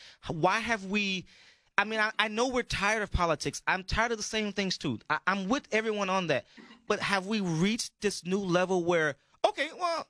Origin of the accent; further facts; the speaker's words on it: Texas, United States; I'm a Texan